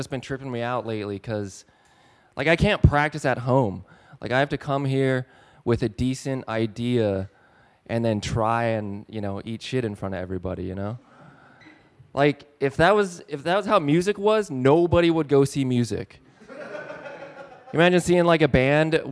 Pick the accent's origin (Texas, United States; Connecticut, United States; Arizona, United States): Arizona, United States; now in Detroit, United States; I live in Detroit. I'm not from here, though. Like, I'm from Arizona.